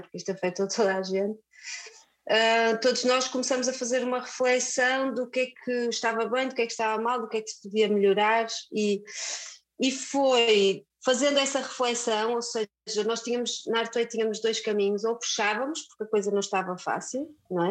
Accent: Viana do Castelo, Norte, Portugal; now in Porto, Portugal; sou de Viana do Castelo. E, mas já vivo no Porto há muitos anos, muitos anos, portanto já sou mais do Porto do que da Viana.

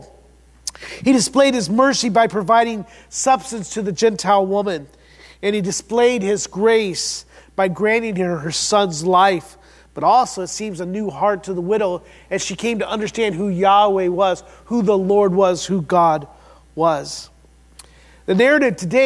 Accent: Midwest, United States; we're from the Midwest

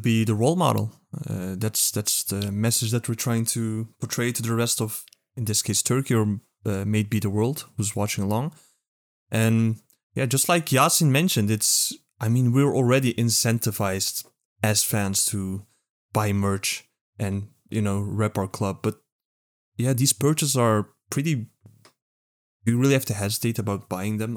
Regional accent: Netherlands; Only Dutch here, only European, only non-American.

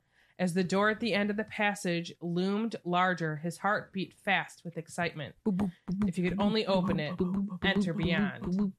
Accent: United States; I'm American.

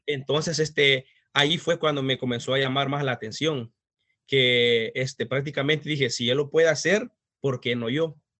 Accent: El Salvador; moved away as an adult; soy de El Salvador, este, tengo prácticamente como 13 años de estar en este país.

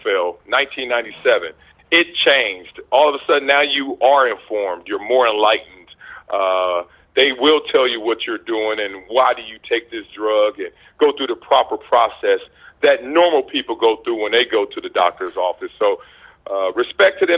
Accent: Compton, California, United States; moved away; my path of growing up in Compton around all the drugs and gangs and the poverty

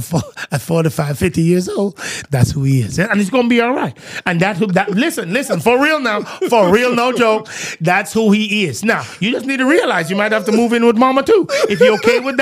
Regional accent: Jamaica; I'm Jamaican, true at heart

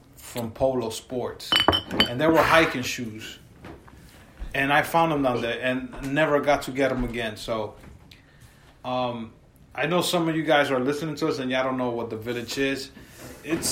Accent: New York, United States; I'm all the way 160 in Washington Heights

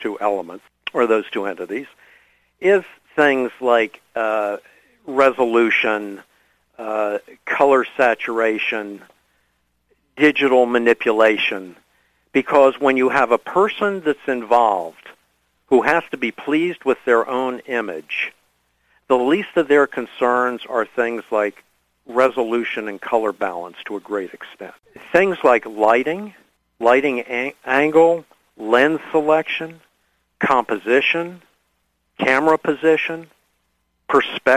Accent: Washington, District of Columbia, United States; moved away as an adult; also born or lived in Pennsylvania / New York; went back to my hometown of Washington, D.C., and I opened up a photo studio

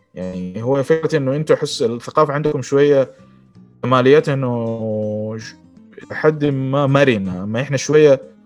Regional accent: Saudi Arabia; accent: Saudi; اتكلم بلهجتي فاهم كذا سعودي

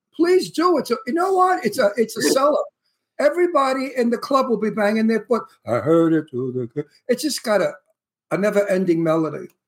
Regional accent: New York City, New York, United States; moved away; also born or lived in Astoria, Queens / Bayside, Queens; I'm from Red Hook, the next town over.

